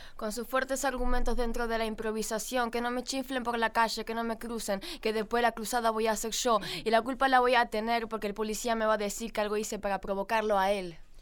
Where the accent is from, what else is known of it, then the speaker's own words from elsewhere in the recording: Buenos Aires, Argentina; also born or lived in Gualeguaychú, Entre Ríos; soy de Buenos Aires, viví en Capital